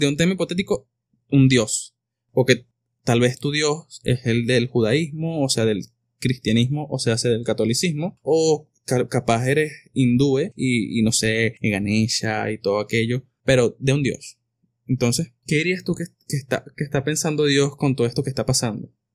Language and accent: Spanish; Venezuela; no hicimos los venezolanos